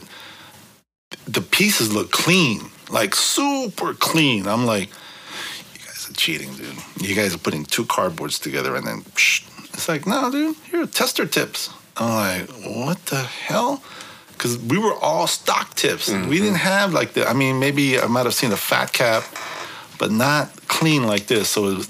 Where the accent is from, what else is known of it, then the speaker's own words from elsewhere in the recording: San Francisco, California, United States; I'm from San Francisco.